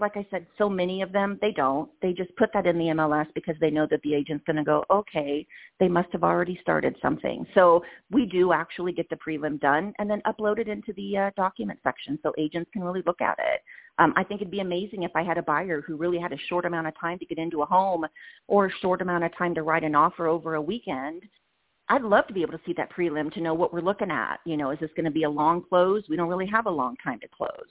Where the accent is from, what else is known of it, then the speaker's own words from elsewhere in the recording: Indiana, United States; moved away as an adult; now in Las Vegas, United States; ISU was my hometown college back in Indiana